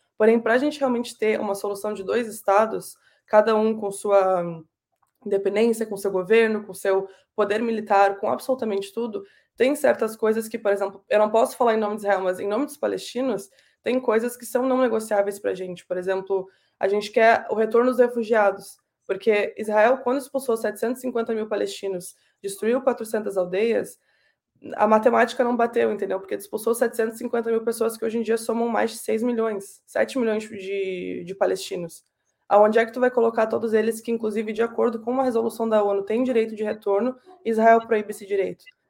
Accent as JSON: {"language": "Portuguese", "town": "Pelotas", "region": "Rio Grande do Sul", "country": "Brazil", "tie": "born or raised there", "moved": "as an adult", "lives_now": "Canada", "said": "eu e os três mais novos nascemos no Brasil, e a minha vida toda, até os meus 18 anos, mais ou menos, eu fiquei em Pelotas, no Rio Grande do Sul"}